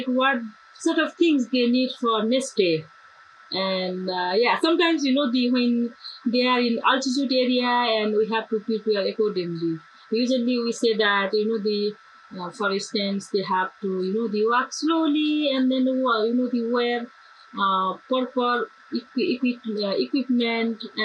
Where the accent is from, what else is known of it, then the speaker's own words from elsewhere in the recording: Nepal; also born or lived in Pokhara; there was no internet access in my hometown